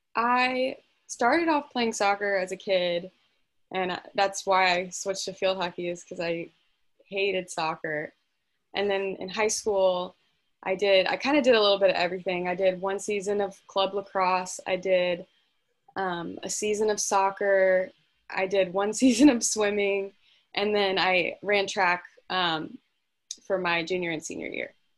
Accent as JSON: {"language": "English", "town": "Fredericksburg", "region": "Virginia", "country": "United States", "said": "I'm from Fredericksburg, Virginia"}